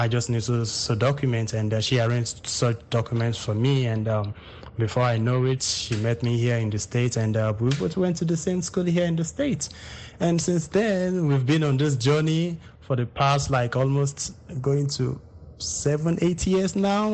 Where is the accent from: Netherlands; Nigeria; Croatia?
Nigeria; Ijebu Ode, Ogun State; now in Texas, United States; We started where we came from Ijebuode, right there.